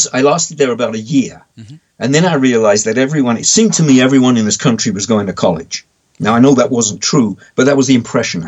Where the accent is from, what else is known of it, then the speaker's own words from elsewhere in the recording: London, United Kingdom; accent: Cockney; moved away as an adult; also born or lived in France / Tennessee, United States; now in United States; Well, I'm from London. I grew up in London.